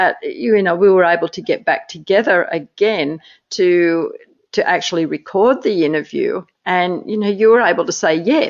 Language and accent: English; Australia; as an Australian